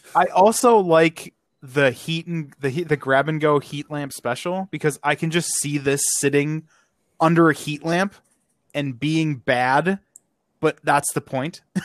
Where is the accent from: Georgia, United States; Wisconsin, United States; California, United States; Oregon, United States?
Wisconsin, United States; I am from Wisconsin.